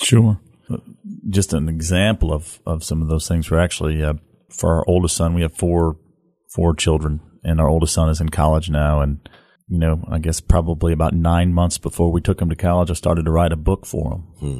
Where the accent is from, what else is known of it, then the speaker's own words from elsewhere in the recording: St. Louis, Missouri, United States; now in Memphis, United States; born and raised in Saint Louis, Missouri.